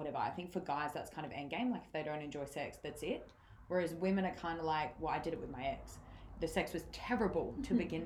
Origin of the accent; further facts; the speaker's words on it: Adelaide, South Australia, Australia; we're from Adelaide